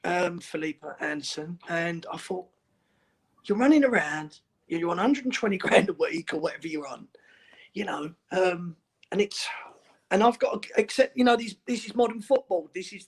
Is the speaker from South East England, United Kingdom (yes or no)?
no; Elm Park, London, United Kingdom; also born or lived in Dagenham; Grew up in Elm Park. For us, it was down the district line.